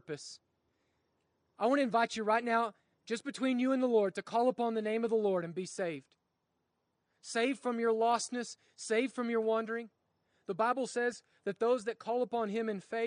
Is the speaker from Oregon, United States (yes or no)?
no; Oklahoma, United States; I grew up in Oklahoma